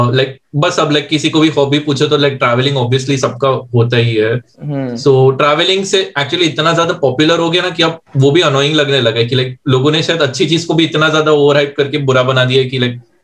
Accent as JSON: {"language": "Hindi", "region": "Chandigarh", "country": "India", "said": "मैं भी चंडीगढ़ से हूँ"}